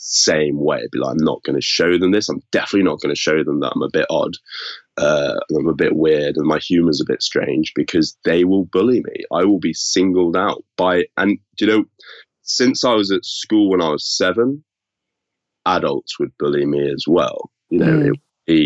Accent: Yorkshire and the Humber, United Kingdom; they moved me to boarding school, which was where I grew up in Yorkshire.

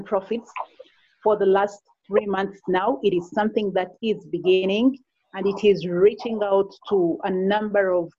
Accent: Uganda; I am from Uganda

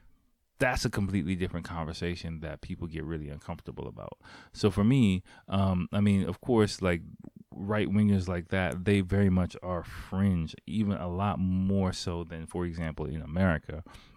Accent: Japan; especially growing up in Japan

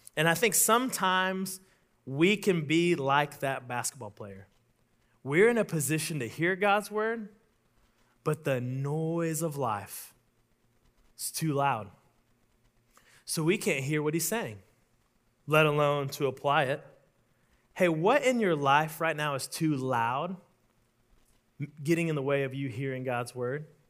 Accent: Oklahoma, United States; I'm from Oklahoma

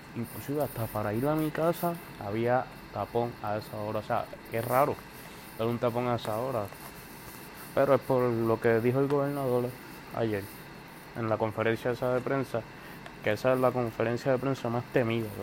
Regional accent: Puerto Rico; soy residente actual de Puerto Rico

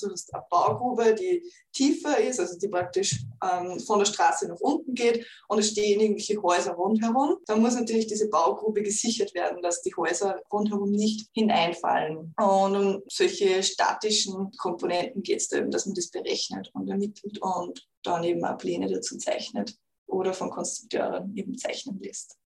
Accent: Upper Austria, Austria; moved away as an adult; now in Vienna, Austria; ich komme ja eigentlich aus Oberösterreich

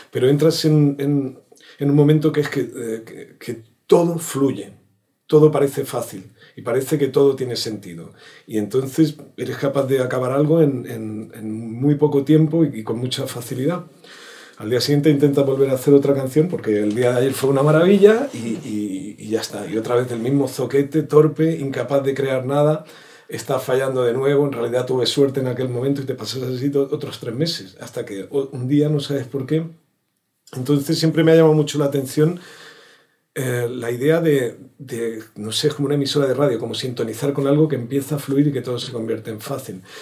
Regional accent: Córdoba, Andalusia, Spain; Y nada, nos vinimos a vivir aquí, ha sido un, acierto. Aparte de lo del frío, que yo soy de Córdoba, imagínate

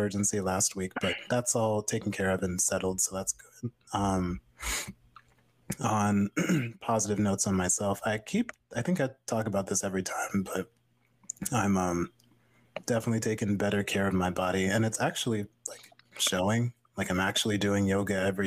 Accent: Vermont, United States; moved away as an adult; now in Worcester, United States; I'm so used to Vermont being my home

